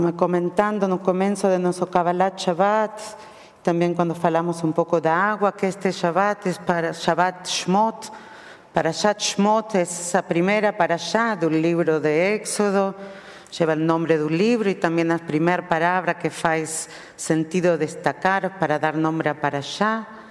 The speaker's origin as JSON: {"language": "Spanish", "country": "Argentina", "also_born_or_lived": "Jerusalem, Israel", "accent": "Argentine", "moved": "as an adult", "lives_now": "São Paulo, Brazil", "said": "mi sotaque hace vocês pensar en mí como argentina"}